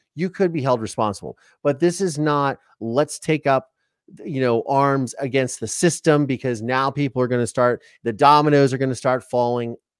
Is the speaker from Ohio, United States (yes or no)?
yes; Ohio, United States; I'm from Ohio